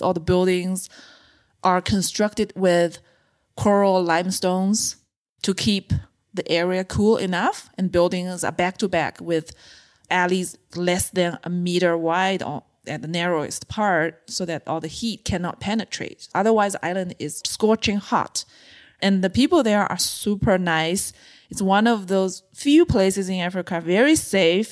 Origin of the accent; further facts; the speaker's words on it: China; moved away as an adult; also born or lived in Beijing; I grew up in a mid-size city in China